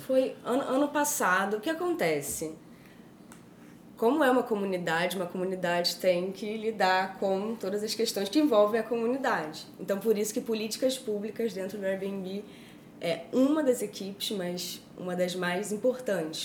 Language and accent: Portuguese; Rio de Janeiro, Brazil; now in São Paulo, Brazil; Eu sou carioca.